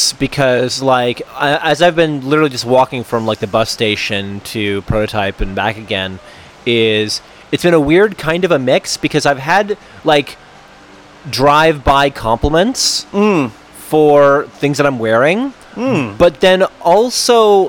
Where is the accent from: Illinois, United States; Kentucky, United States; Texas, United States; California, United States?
California, United States; Monterey; Where I'm from is a tricky question. So, I guess technically, I'm from Monterey, California.